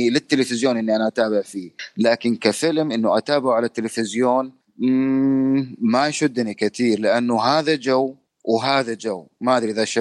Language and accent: Arabic; Saudi Arabia; السينما ما كانت موجوده هنا عندنا في السعوديه